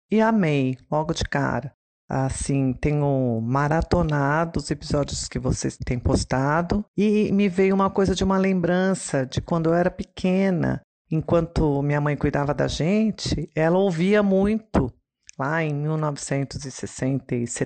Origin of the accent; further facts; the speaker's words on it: interior of São Paulo, Brazil; eu sou do interior de São Paulo. Não sou novinha, já tenho 58 anos